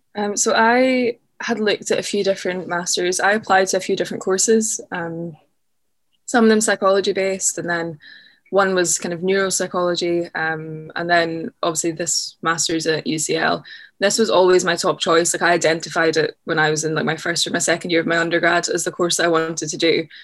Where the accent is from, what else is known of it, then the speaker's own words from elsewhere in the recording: just outside of Glasgow, Scotland, United Kingdom; moved away as an adult; also born or lived in Loch Lomond; now in London, United Kingdom; I grew up sort of just outside of Glasgow